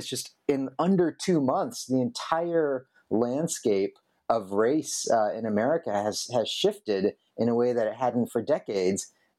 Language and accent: English; Texas, United States; as a Texan myself